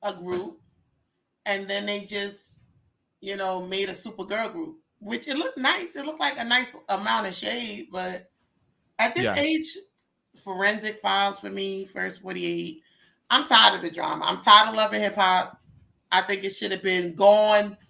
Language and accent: English; New York City, New York, United States; I come from Queens.